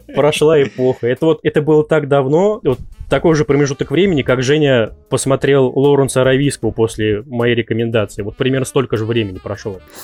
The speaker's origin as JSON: {"language": "Russian", "town": "Kasimov", "region": "Ryazan Oblast", "country": "Russia", "moved": "as an adult", "lives_now": "Ryazan, Russia", "said": "Сам я из Рязанской области, город Касимов"}